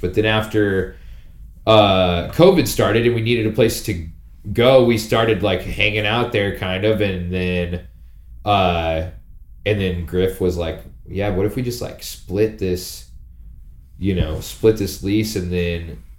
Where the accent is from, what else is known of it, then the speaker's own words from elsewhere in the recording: Montana, United States; born and raised in Montana